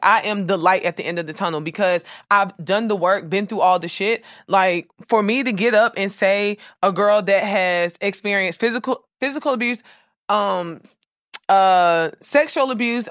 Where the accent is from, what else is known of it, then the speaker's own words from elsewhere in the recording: Jacksonville, Florida, United States; I'm from, I was raised in Florida. Duval